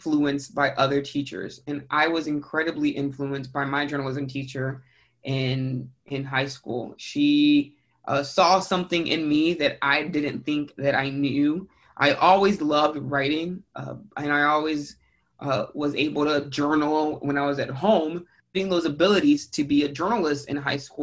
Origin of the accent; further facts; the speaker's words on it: San Antonio, Texas, United States; also born or lived in San Marcos, Texas / Houston, Texas; I was born and raised in San Antonio, Texas